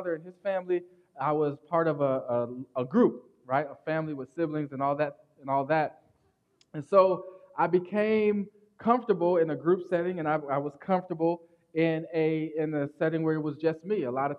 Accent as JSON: {"language": "English", "town": "Akron", "region": "Ohio", "country": "United States", "tie": "born there", "said": "I was born in Akron, Ohio. That's why I'm an Ohio State fan."}